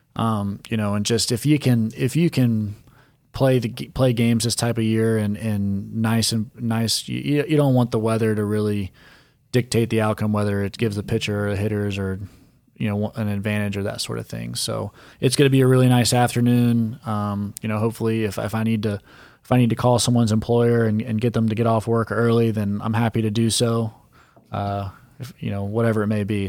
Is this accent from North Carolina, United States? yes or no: yes; Charlotte, North Carolina, United States; growing up in Charlotte and going to Grand Slam batting cage